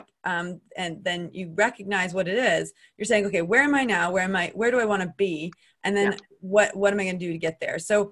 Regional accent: United States; accent: American; moved away as an adult; also born or lived in Switzerland; now in United Kingdom; I'm American. You can tell from my accent.

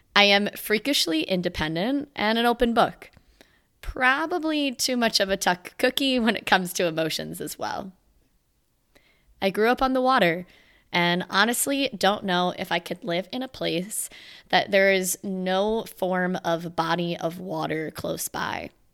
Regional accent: Virginia, United States; moved away as an adult; landed eight hundred plus miles away from my hometown in the state of Virginia

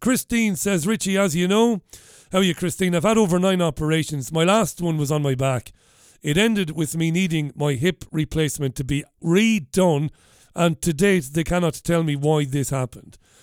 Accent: Waterford, Munster, Ireland; now in Salford, United Kingdom; where I grew up in Ballybeag in Waterford.

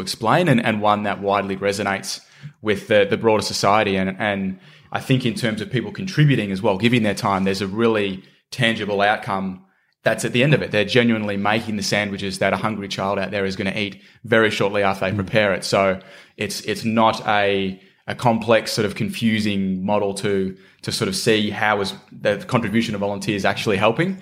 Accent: Shepparton, Victoria, Australia; Shepparton in country Victoria, which is my hometown.

